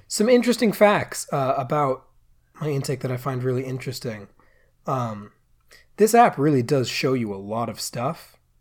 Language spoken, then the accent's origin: English; United States; I am an American